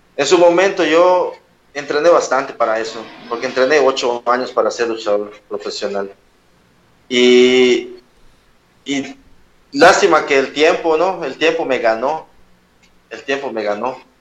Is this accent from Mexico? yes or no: yes; Yucatán, Mexico; soy luchador yucateco